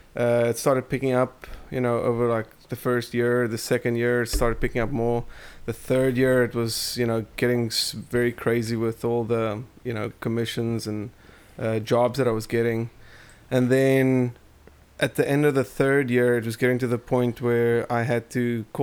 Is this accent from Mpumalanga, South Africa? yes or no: no; Port Elizabeth, Eastern Cape, South Africa; also born or lived in Namibia; Port Elizabeth. I was born in Port Elizabeth, but I lived all over South Africa. Lived in Namibia as well, in Windhoek, which is another country.